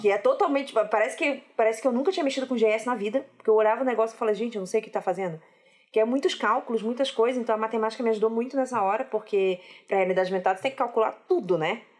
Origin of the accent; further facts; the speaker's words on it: Rio de Janeiro, Brazil; eu sou carioca e não dá para esconder isso